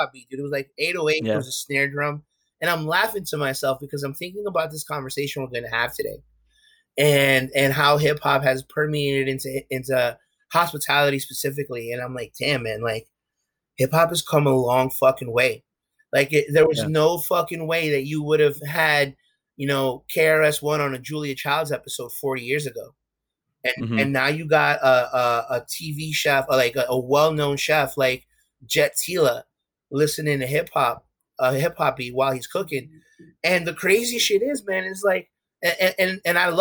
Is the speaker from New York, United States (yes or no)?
yes; New York, United States; My parents are both from Ecuador. I'm first generation Ecuadorian American. But I grew up in Harlem